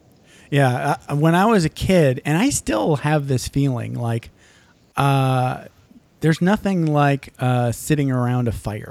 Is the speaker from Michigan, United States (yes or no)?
yes; Michigan, United States; moved away as an adult; See, I grew up in Michigan. I left when I was 18.